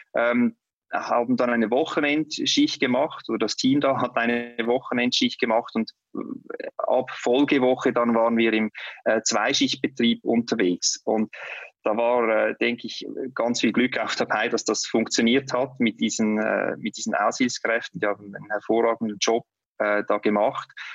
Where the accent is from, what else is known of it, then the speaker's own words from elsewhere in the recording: Switzerland; bei uns in der Schweiz